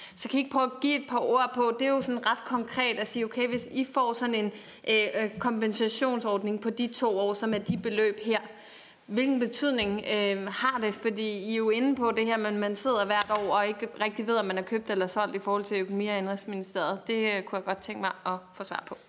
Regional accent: Bornholm, Capital Region of Denmark, Denmark; jeg kommer fra Bornholm

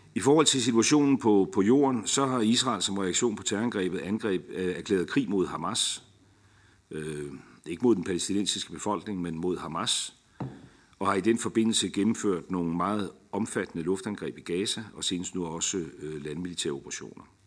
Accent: Denmark; som dansker

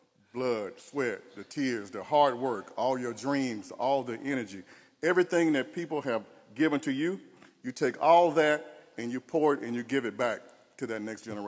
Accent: Tarleton, Georgia, United States; we're two young men from country towns who just wanted to make a difference. I grew up in Tarleton, Georgia, a small rural town with two traffic lights

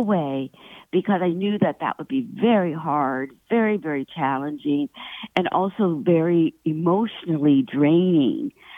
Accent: Pittsburgh, Pennsylvania, United States; I was born in Pittsburgh and I was at Carnegie Mellon uh, studying writing

